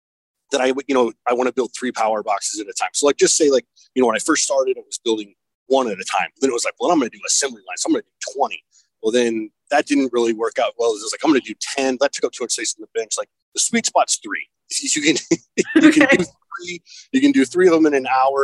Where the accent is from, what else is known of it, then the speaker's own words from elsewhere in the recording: Fort Wayne, Indiana, United States; I'm from Fort Wayne, Indiana.